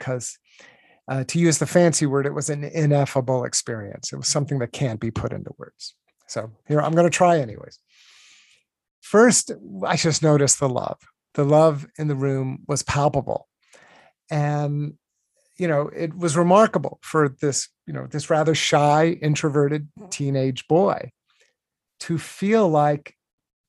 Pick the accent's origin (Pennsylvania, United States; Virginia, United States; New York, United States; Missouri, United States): Virginia, United States; I grew up in Virginia